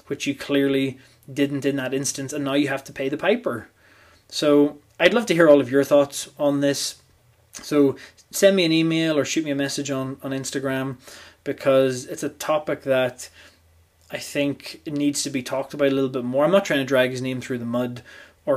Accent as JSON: {"language": "English", "country": "Ireland", "said": "being Irish"}